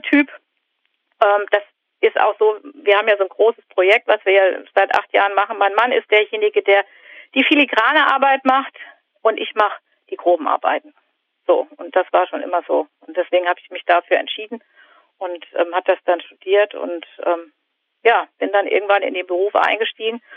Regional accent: the North, Northern Germany, Germany; ich komme aus dem Norden

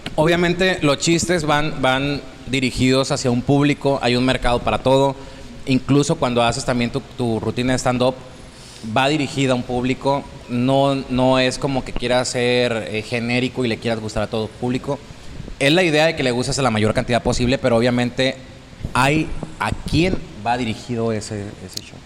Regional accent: Santo Domingo, Baja California Sur, Mexico; soy de Santo Domingo, California Sur, siempre me gusta decirlo, soy de ese pueblito.

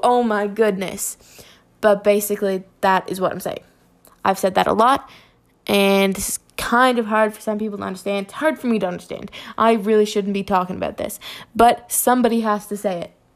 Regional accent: Canada; I'm from Canada.

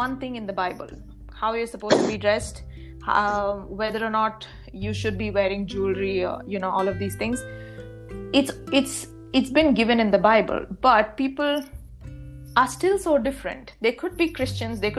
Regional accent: India; moved away as an adult; now in Costa Rica; my home country in India

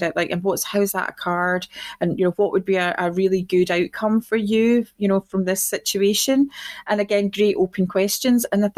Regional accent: Clydebank, Scotland, United Kingdom; originally I'm from Clydebank, which is just outside Glasgow, a working class town.

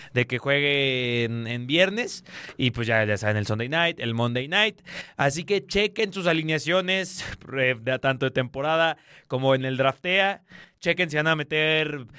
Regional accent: Honduras; Yo, soy hondureño, ¿eh? Yo, yo, soy hondureño

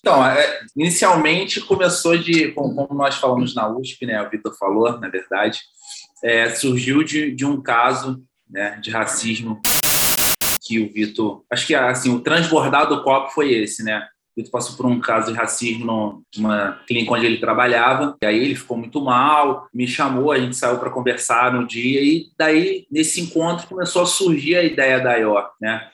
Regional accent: Valença, Rio de Janeiro, Brazil; sou natural de Valença, interior do Rio de Janeiro

